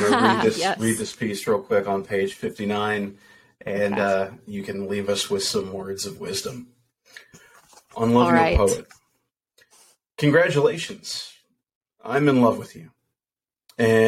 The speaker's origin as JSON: {"language": "English", "town": "Muldrow", "region": "Kentucky", "country": "United States", "tie": "born or raised there", "said": "My hometown of Muldrow, Kentucky"}